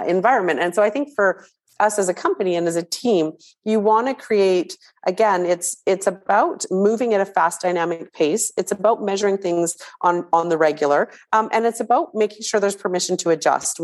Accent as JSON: {"language": "English", "country": "Canada", "said": "we're Canadian"}